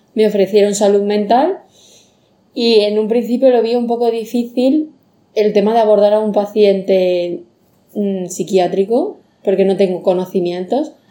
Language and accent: Spanish; Andalusia, Spain; moved away as an adult; now in Mallorca, Spain; soy de Andalucía